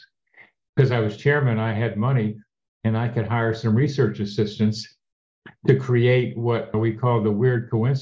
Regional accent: Wilmington, Delaware, United States; also born or lived in Shaker Heights, Ohio; I didn't move to Wilmington until I was 11

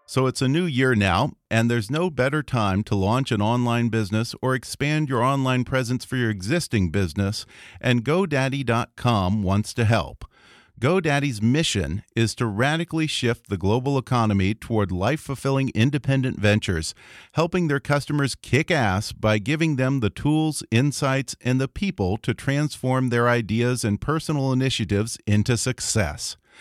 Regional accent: Houston, Texas, United States; I'm from Houston

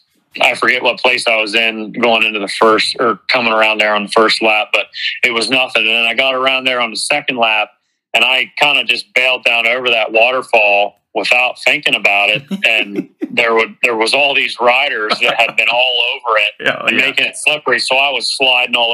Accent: East Coast, United States; moved away; I'm from the East Coast

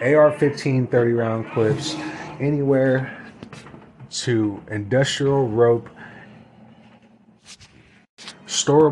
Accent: United States; as American people

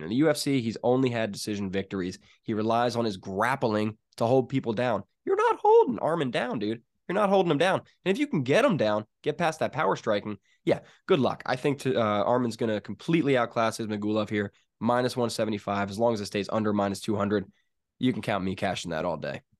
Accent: Pennsylvania, United States; I'm from Pennsylvania.

